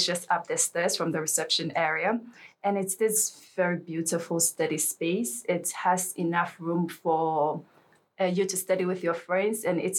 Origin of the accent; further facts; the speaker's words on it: Ghana; moved away as an adult; now in Helsingborg, Sweden; I'm from Ghana and I'm an alumna of the Strategic Communication Master's Program